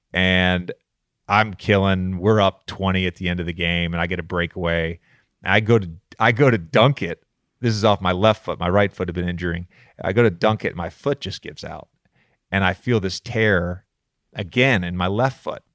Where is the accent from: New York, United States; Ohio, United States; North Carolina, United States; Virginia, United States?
Virginia, United States; Roanoke; also born or lived in Charlottesville; I grew up in Roanoke, but I also lived in Charlottesville from ages three to seven